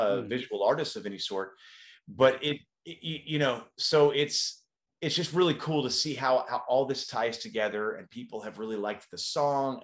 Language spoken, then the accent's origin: English; Dallas, Texas, United States; now in California, United States; back to Dallas, which is where I grew up. That's my hometown.